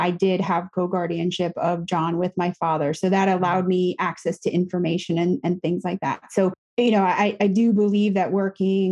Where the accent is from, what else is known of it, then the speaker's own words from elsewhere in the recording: the Poconos, Pennsylvania, United States; moved away; I grew up in the Poconos